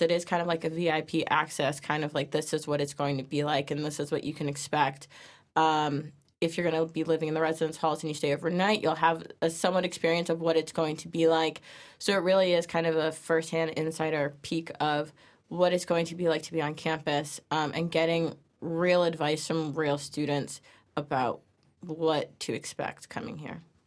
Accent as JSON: {"language": "English", "town": "New Milford", "region": "Connecticut", "country": "United States", "said": "I'm from New Milford, Connecticut, so it's down the road"}